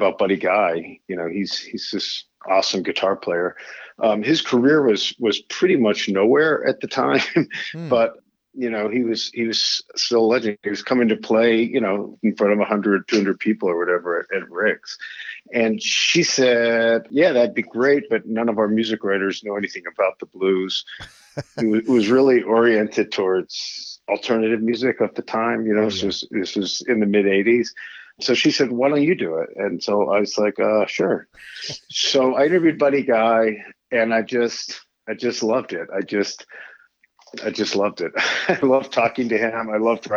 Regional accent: Pittsburgh, Pennsylvania, United States; moved away as an adult; also born or lived in New Jersey / China; I grew up in Squirrel Hill, Pittsburgh, Pennsylvania

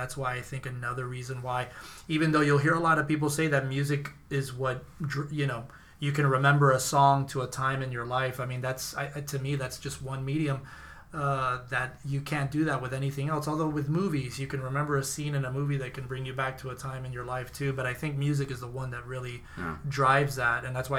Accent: Miami, Florida, United States; I think I came coming from Miami. We had so many different types of food: Ecuadorian food, Honduran, Chileno.

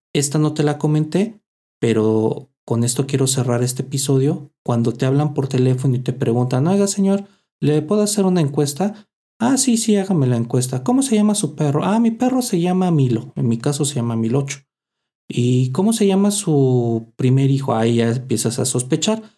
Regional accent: Mexico; así somos los mexicanos

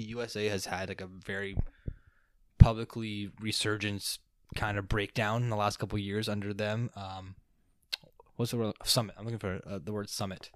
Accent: Canada; we are a Canadian.

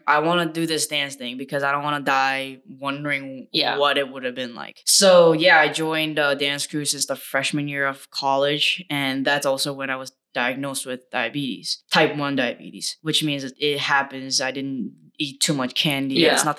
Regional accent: South Korea; I did kendo and I was exposed to like taekwondo because I grew up in Korea.

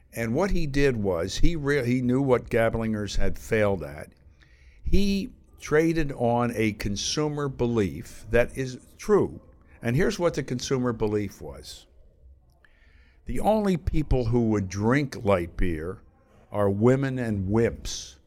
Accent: outside Philadelphia, Pennsylvania, United States; moved away as an adult; also born or lived in New York; I grew up outside Philadelphia.

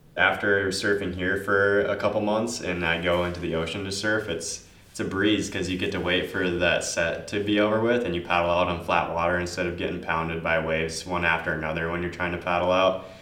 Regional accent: Marquette, Michigan, United States; I was born in Marquette

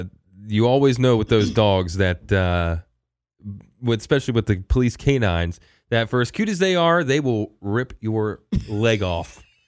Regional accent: Maryland, United States; I grew up in Maryland, but I was never an Orioles fan. I was a Cal Ripken kid.

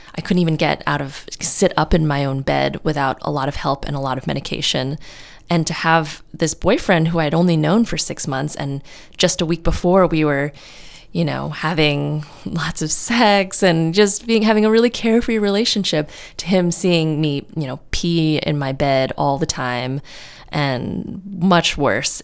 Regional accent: New York City, New York, United States; moved away as an adult; now in California, United States; I'm from New York City and I moved out to California on my own

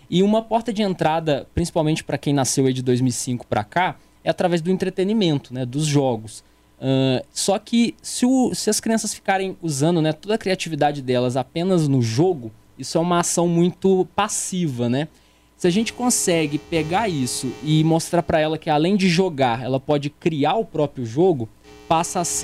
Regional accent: São João, Brazil; É, Leonardo, é, eu sou aqui de São João, natural de São João.

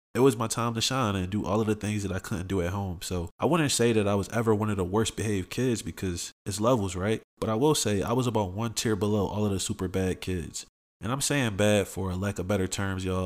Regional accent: Philadelphia, Pennsylvania, United States; I grew up in Southwest Philly

